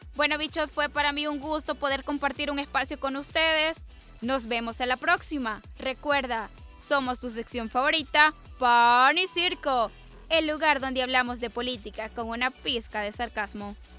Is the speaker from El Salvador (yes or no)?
yes; El Salvador; somos del Salvador